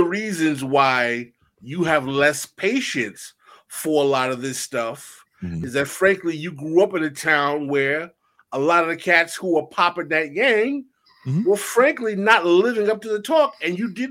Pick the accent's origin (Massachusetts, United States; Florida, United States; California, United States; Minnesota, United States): California, United States; Oakland; First of all, growing up in Oakland, there is a certain kind of Black history ether in the air.